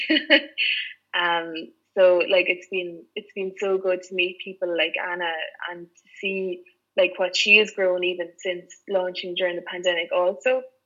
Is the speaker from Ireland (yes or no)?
yes; Clonmel, Munster, Ireland; moved away as an adult; also born or lived in Cork / Dublin; now in Limerick, Ireland; I'm originally from Tipperary